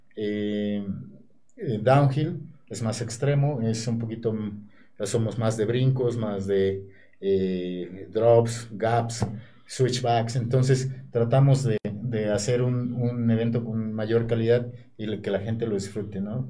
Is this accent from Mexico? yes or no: yes; Puebla, Mexico; participar en mi tierra